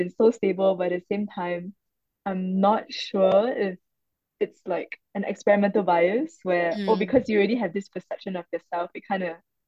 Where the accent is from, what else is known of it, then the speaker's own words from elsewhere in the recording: Malaysia; moved away as an adult; now in Singapore; I'm actually Malaysian and I came to Singapore when I was 19 for uni.